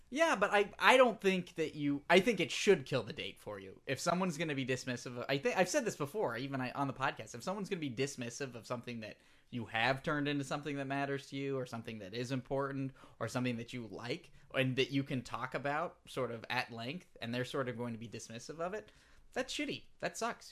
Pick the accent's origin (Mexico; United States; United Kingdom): United Kingdom; England; accent: English; my English accent